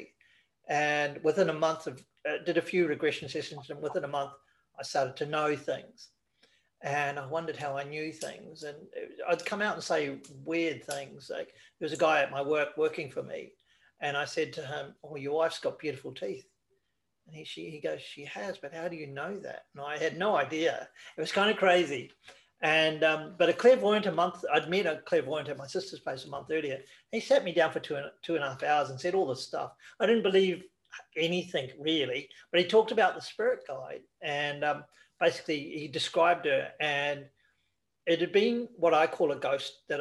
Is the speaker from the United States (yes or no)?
no; New Zealand; moved away; I went back to New Zealand, because I'm originally from New Zealand